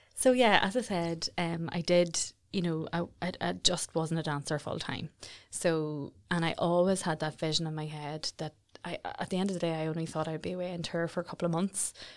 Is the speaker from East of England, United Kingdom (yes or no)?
no; Jonesborough, Northern Ireland, United Kingdom; I'm originally from Jonesboro, a little village, village in South Armagh. I grew up the youngest